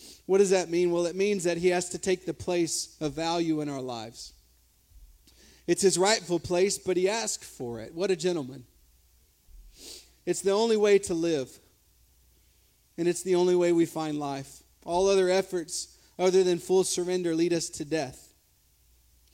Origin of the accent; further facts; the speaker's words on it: Silsby, United States; first language English; I grew up in Silsby, just down the road.